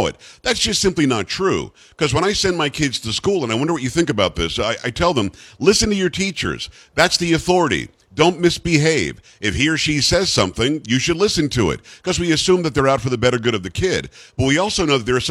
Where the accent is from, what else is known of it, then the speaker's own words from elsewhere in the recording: Florida, United States; When I was growing up in Florida